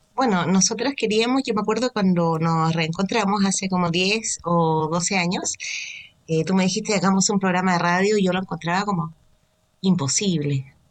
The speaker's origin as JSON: {"language": "Spanish", "region": "Valparaíso", "country": "Chile", "tie": "born or raised there", "moved": "yes"}